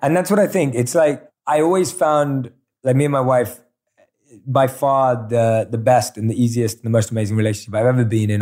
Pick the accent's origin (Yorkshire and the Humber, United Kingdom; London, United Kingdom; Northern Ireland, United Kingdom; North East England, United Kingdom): London, United Kingdom; moved away; growing up in London.